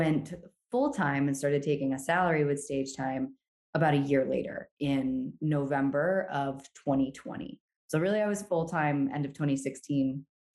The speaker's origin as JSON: {"language": "English", "town": "Brevard", "region": "North Carolina", "country": "United States", "tie": "born or raised there", "said": "I also grew up in Brevard, North Carolina, where the music festival is"}